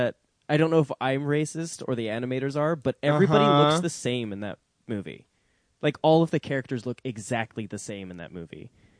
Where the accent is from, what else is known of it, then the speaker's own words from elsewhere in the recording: Scotland, United Kingdom; moved away; also born or lived in England; I grew up in Scotland.